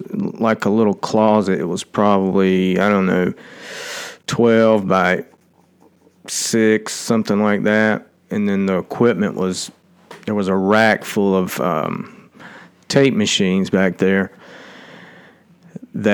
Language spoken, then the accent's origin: English; Georgia, United States; accent: twangy; I wasn't from Atlanta. And so when I got there, with my twangy accent